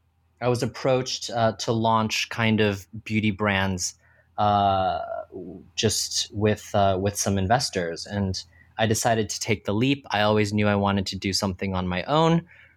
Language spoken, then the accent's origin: English; Texas, United States; So I was born and raised in Texas, went to school for finance